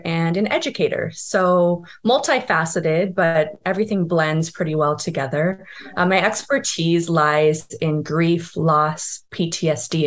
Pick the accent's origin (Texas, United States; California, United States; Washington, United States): California, United States; Calabasas; I grew up in Southern California in a town called Calabasas